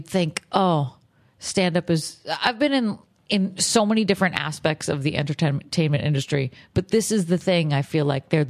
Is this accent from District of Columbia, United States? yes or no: no; Boston, Massachusetts, United States; that's the thing with Boston, too, is, like, I love my hometown because, you know, not a lot of people who grew up there, when you move away, like it